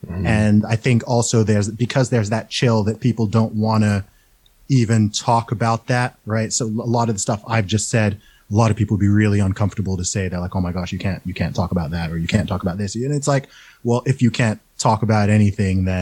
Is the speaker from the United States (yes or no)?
no; Saudi Arabia; now in United Kingdom; I grew up in Saudi Arabia